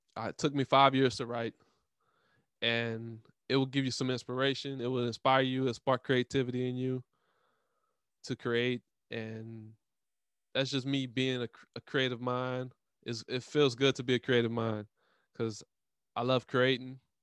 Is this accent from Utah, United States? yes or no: no; Louisiana, United States; I live in Louisiana. I'm from Louisiana